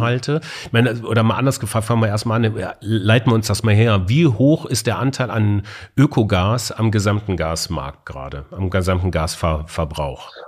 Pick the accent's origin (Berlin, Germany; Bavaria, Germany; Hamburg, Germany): Bavaria, Germany; Munich; moved away; im schönen München in meiner alten Heimat